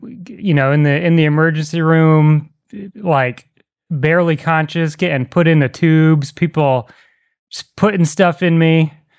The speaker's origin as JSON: {"language": "English", "area": "Boston", "region": "Massachusetts", "country": "United States", "tie": "born or raised there", "said": "I grew up in Boston, and then oh. and then we built a house when I was like 8, and then we moved into that."}